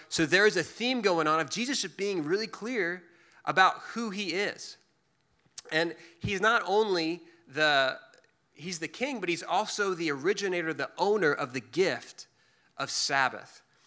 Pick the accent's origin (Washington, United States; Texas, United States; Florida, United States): Texas, United States; Dallas; also born or lived in Waco, Texas; I grew up in Dallas, but I went to school in Waco at Baylor and lived there for four years after